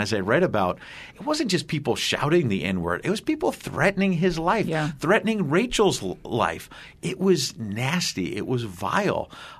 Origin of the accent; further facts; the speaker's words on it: Astoria, New York, United States; born there; I was born in Astoria.